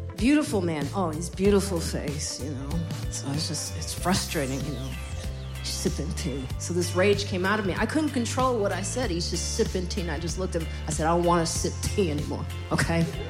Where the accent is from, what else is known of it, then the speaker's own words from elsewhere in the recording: Highland Park, United States; I grew up in Highland Park